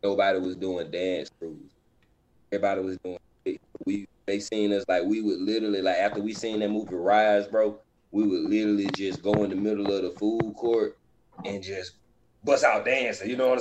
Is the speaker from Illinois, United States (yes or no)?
no; Georgia, United States; also born or lived in Tallahassee, Florida; I was born in Georgia. My dad is from Florida, so I was raised in both